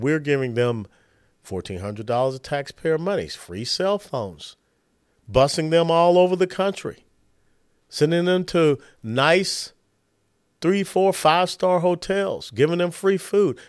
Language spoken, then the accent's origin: English; Atlanta, Georgia, United States; also born or lived in Tennessee; now in Texas, United States; I was born and raised in Georgia